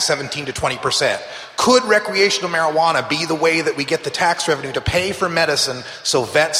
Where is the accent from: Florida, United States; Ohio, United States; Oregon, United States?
Oregon, United States; my home state of Oregon